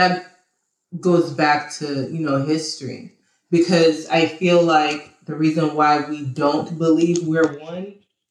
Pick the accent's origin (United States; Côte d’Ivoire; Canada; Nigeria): Nigeria; Imo; we're all from Imo State.